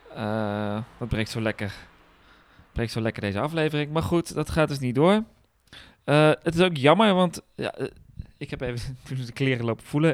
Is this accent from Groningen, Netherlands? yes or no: yes; Groningen, Netherlands; bij ons in Groningen